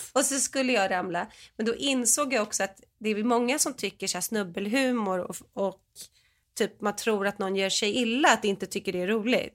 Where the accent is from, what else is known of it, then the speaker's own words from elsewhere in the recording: Sweden; moved away; som svensk